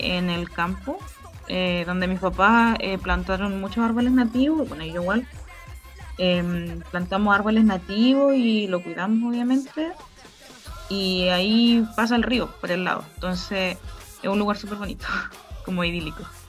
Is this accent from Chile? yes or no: yes; Licura Valley, Biobío, Chile; moved away as an adult; now in Los Álamos, Chile; yo crecí en el Valle de Licura